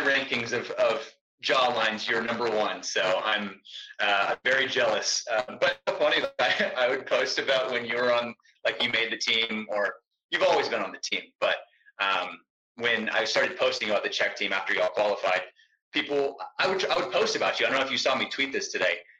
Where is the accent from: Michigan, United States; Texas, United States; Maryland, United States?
Texas, United States; I'm from Texas, so football is massive in Texas.